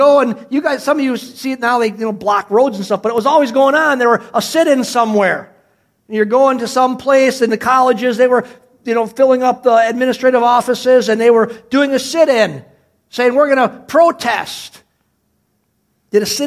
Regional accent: Cedarburg, Wisconsin, United States; as a little boy, growing up in Cedarburg, Wisconsin

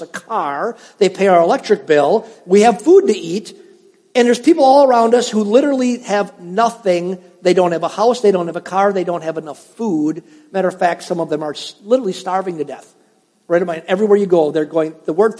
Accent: Cedarburg, Wisconsin, United States; moved away as an adult; also born or lived in Upper Peninsula of Michigan; I was raised in Cedarburg in a middle-class home

